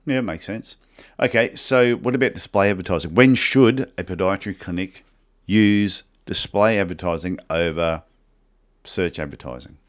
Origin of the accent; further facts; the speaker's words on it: Cairns, Queensland, Australia; I'm from Cairns, Queensland